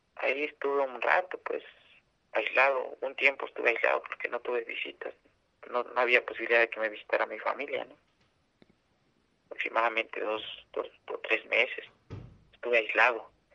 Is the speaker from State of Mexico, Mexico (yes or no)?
yes; San Salvador Atenco, State of Mexico, Mexico; soy de la comunidad de San Salvador Atenco